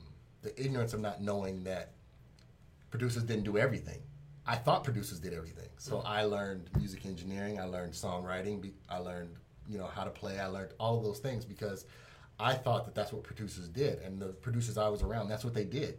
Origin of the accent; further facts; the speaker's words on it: Denver, Colorado, United States; moved away as an adult; also born or lived in Hampton, Virginia; Born and raised in Denver